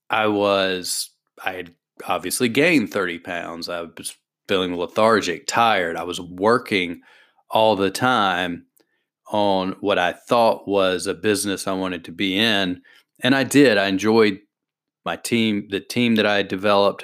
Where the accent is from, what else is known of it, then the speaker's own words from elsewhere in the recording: the South, United States; I'm from the South, I already talk slow.